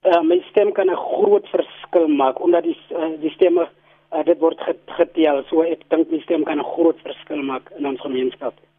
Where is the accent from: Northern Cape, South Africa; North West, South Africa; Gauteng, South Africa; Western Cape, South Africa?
Northern Cape, South Africa; Barkly West; ek is van Buckley West